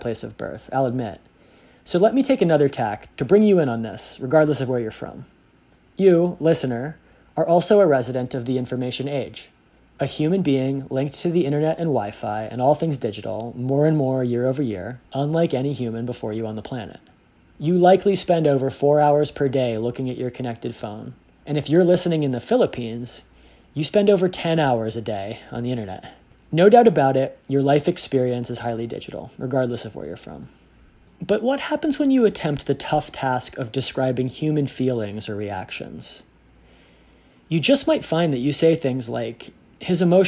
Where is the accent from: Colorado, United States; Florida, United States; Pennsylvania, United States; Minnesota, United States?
Pennsylvania, United States; Pittsburgh; my hometown, Pittsburgh, Pennsylvania